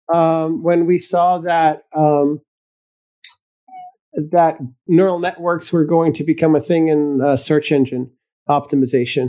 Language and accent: English; Belgium; moved away as an adult; now in United States; I was born in Belgium in Europe, and I migrated to the United States